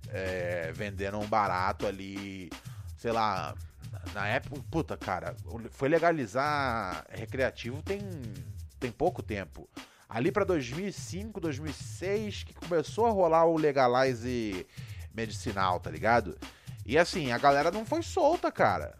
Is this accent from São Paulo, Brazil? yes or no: no; Rio de Janeiro, Brazil; onde eu cresci, no Rio